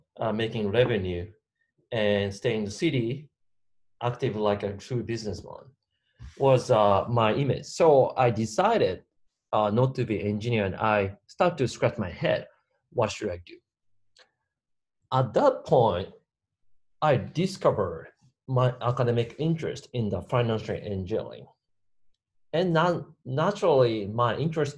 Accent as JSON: {"language": "English", "country": "Japan", "tie": "born or raised there", "said": "I grew up in Japan entire my life."}